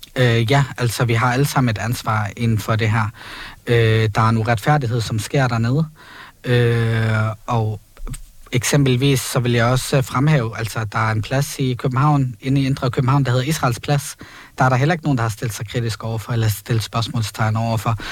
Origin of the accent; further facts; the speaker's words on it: Palestine; now in Copenhagen, Denmark; vi lever under en besættelse øh, som palæstinenser